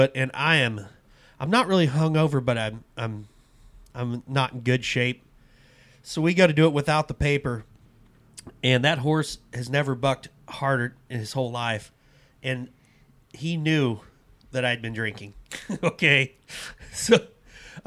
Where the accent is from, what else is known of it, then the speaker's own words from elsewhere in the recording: Abbeville, Midwest, United States; Growing up in Abbeville